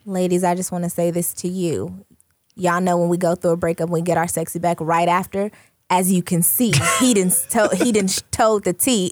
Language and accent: English; California, United States; moved away as an adult; now in Phoenix, United States; Originally from California. Um, been out here in Phoenix for, what, six years?